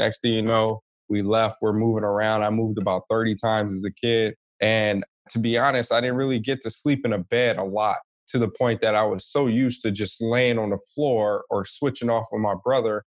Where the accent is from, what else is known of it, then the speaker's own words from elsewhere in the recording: Compton, California, United States; also born or lived in Hawaii / Long Beach / East Oakland; I am originally from Hawaii, but didn't stay there long. Grew up mainly in SoCal, Compton, California, you know what it is, and Long Beach. But I also spent time in the Bay Area, specifically East Oakland, which is part of my roots.